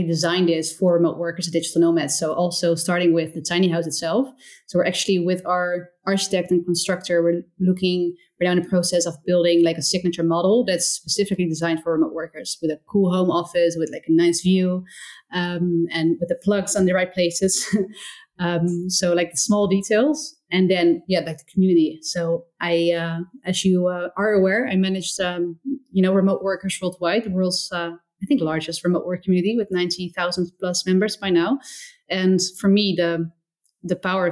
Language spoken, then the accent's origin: English; small town near Rotterdam, South Holland, Netherlands; moved away as an adult; also born or lived in Portugal; I'm from the Netherlands. First of all, I'm from like a small town nearby Rotterdam.